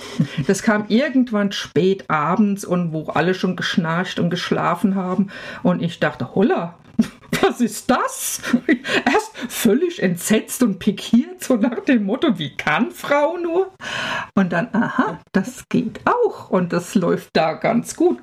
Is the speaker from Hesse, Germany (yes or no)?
yes; village about 20 km from Frankfurt, Hesse, Germany; moved away as an adult; now in Freiburg, Germany; Frankfurt ist ungefähr 20 Kilometer weg, aber tiefstes Land